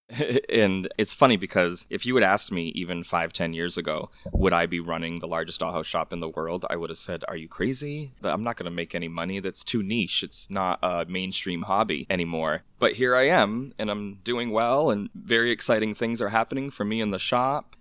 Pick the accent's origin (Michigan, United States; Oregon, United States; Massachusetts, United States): Massachusetts, United States; Orange; I remember as, like, a seven-year-old boy growing up in Orange, Massachusetts